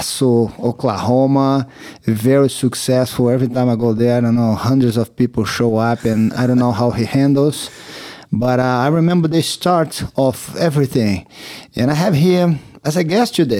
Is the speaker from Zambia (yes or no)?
no; Brazil; English is a second language; moved away as an adult; I came all the way from Brazil